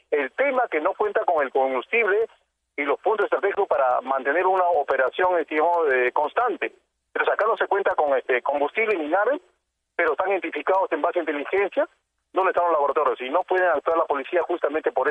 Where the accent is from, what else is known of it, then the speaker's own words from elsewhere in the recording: Lima, Peru; yo no soy de Iquitos, soy de Lima, pero yo estoy visitando la frontera